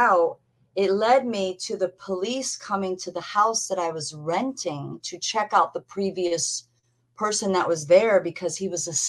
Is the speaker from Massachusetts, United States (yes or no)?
yes; Massachusetts, United States; also born or lived in Sturbridge, Massachusetts; we were living in Sturbridge, Massachusetts, because we're both from Massachusetts.